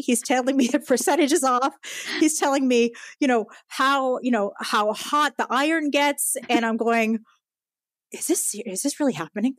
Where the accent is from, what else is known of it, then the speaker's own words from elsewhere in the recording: United States; first language Japanese; moved away as an adult; also born or lived in Japan / Tokyo, Japan / Palo Alto, California; I'm half Japanese, uh, half American, and I grew up mostly in the Connecticut, New York City area